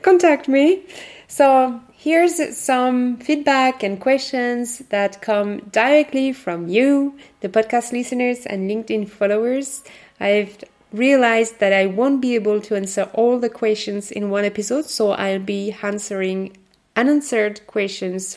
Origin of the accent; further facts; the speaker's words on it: France; accent: French; English is a second language; my French accent